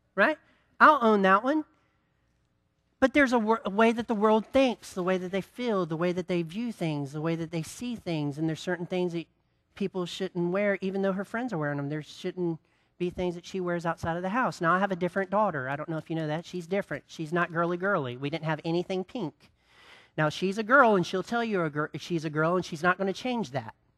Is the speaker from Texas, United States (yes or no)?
no; Greensboro, North Carolina, United States; I grew up in Greensboro